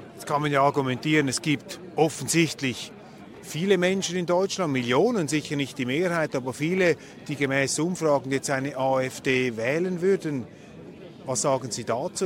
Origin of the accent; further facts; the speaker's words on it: Switzerland; ich bin Schweizer.